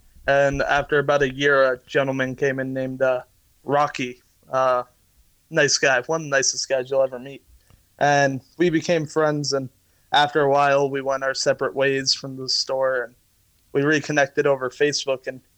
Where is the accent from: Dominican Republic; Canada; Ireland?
Ireland; as an Irishman, I love my meats and potatoes.